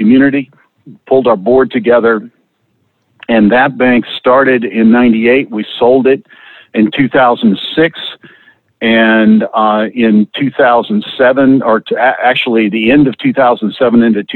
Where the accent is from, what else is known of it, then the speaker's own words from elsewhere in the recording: Lynchburg, Virginia, United States; I grew up in Lynchburg, Virginia, and got married and moved to Northern Virginia.